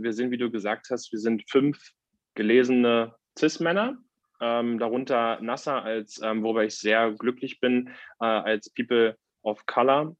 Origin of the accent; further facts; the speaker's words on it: Reinickendorf, Berlin, Germany; bei uns in Reinickendorf äh, war der, war der Werdegang so, dass ich ähm, während meines Abiturs war ich Vorsitzender des Schülerausschusses in Reinickendorf